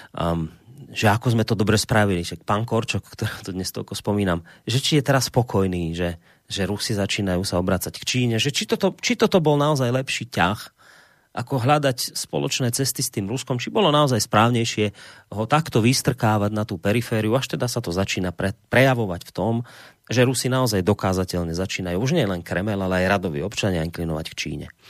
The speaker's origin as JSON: {"language": "Slovak", "country": "Slovakia", "said": "my Slováci"}